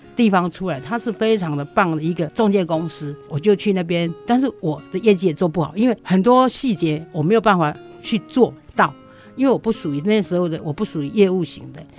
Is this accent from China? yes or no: no; Taiwan; also born or lived in Yunlin; 我能够生在台湾，长在台湾，而且活在台湾